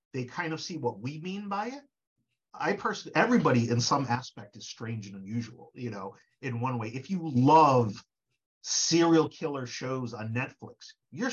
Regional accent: Connecticut, United States; also born or lived in Parkville, Hartford / New York; I was born and raised in Connecticut

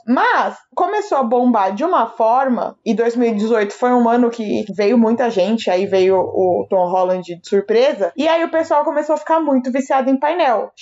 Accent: Brazil; a gente é brasileiro

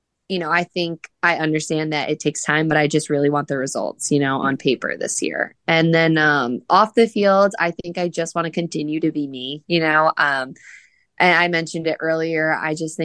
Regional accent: New Jersey, United States; moved away as an adult; also born or lived in Indiana; now in Louisville, United States; growing up in New Jersey and like going off to school at Butler in Indiana

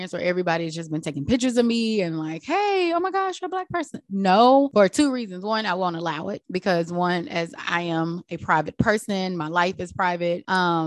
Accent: Texas, United States; now in San Diego, United States; I grew up in Texas. We grew up in the South Bible Belt where racism is real

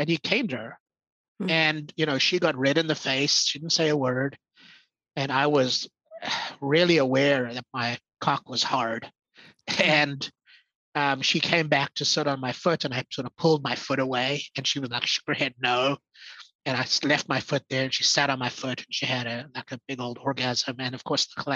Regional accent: South Africa; I was born in South Africa. And so Saffir is an identity for me.

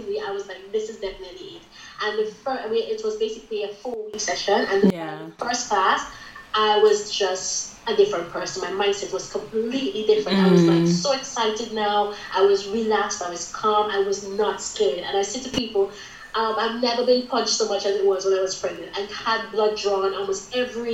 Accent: St. Vincent & Grenadines; now in United Kingdom; I am from the Caribbean island of St. Vincent and the Grenadines originally

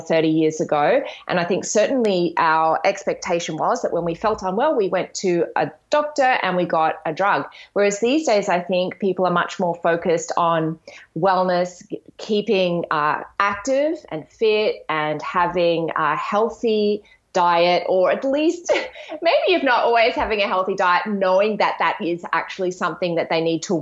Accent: Australia; also born or lived in Brisbane, Queensland; I'm an Australian naturopath, nutritionist, yoga and meditation teacher

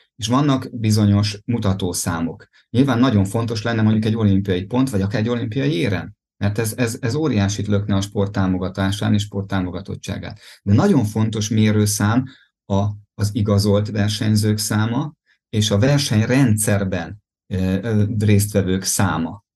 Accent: Ajka, Veszprém County, Hungary; az Ajka Duatonon indultam például, ahol, onnan származom

